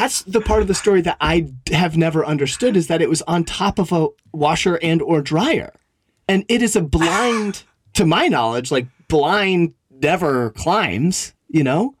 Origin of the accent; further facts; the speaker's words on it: Vermont, United States; so I grew up in Vermont, and we lived on like a dirt road. It was like the side of a hill, and you're just like, it's a dirt road. So it was very much in the country.